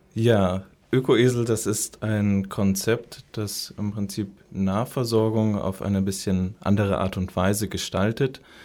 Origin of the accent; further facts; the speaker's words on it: Munich, Bavaria, Germany; moved away as an adult; also born or lived in Marburg; Und dann bin ich immer wieder so in meine Heimatstadt München zurückgekommen